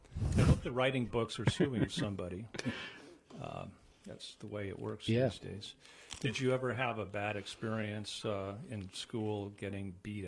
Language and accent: English; Midwest, United States; moved away; I was from the Midwest